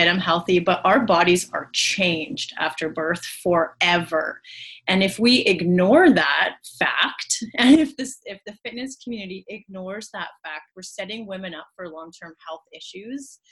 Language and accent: English; Canada; I am a physiotherapist from Canada